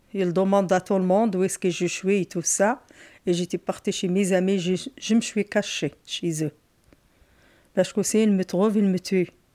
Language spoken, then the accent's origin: French; Morocco; now in France; Je suis née au Maroc dans une petite ville, dans l'Atlas